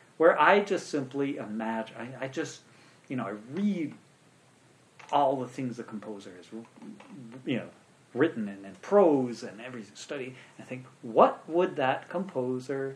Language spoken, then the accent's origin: English; Urbana, Illinois, United States; I actually grew up in the town I live in. I was born and raised in Urbana, Illinois